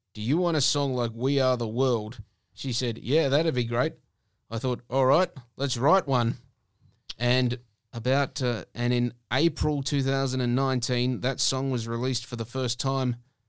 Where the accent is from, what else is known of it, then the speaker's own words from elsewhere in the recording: Perth, Western Australia, Australia; I was born and raised in Perth. I mean, I've pretty much been here all my life.